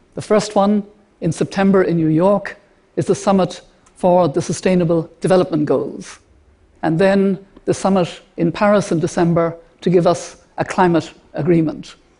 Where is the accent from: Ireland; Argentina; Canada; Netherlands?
Ireland; an Irish grandmother to have five grandchildren